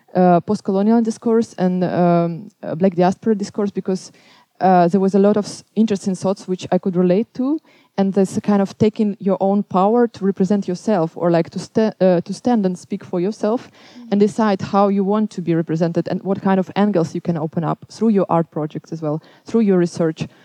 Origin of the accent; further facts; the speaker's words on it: Belarus; now in Amsterdam, Netherlands; I'm coming from Belarus